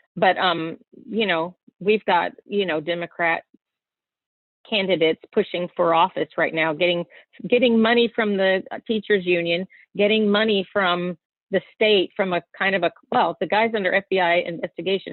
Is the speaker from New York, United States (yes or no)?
no; Texas, United States; moved away; I'm from Texas